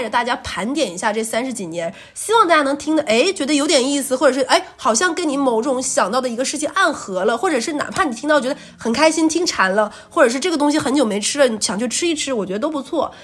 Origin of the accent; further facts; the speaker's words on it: Jilin, China; now in Shanghai, China; 我是吉林人